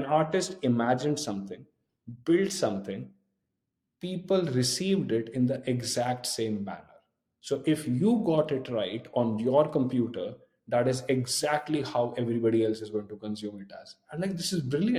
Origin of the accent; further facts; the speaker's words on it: India; moved away as an adult; I grew up in a town next to New Delhi